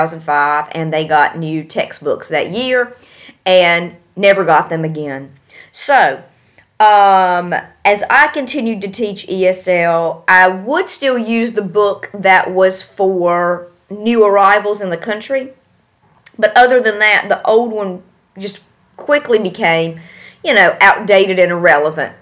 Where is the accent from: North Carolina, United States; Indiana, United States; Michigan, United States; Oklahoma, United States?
North Carolina, United States; moved away as an adult; now in Tashkent, Uzbekistan; I hail from North Carolina